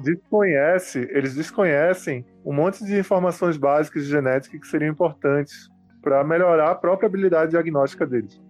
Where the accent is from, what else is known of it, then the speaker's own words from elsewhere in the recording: Recife, Pernambuco, Brazil; eu não sou apenas recifense, mas eu cresci, nasci e cresci na, no bairro da Boa Vista